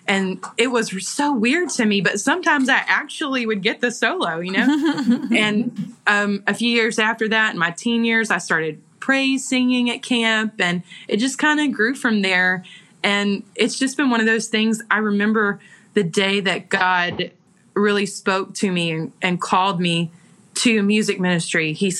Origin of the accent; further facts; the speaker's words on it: the South, United States; accent: Southern; because my accent, my Southern accent, was ridiculously strong.